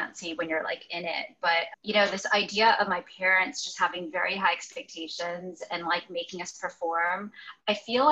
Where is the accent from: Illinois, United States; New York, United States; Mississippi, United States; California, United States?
Illinois, United States; Chicago; also born or lived in Evanston, Illinois; until I was 18 and left for college, I grew up in the Chicago burbs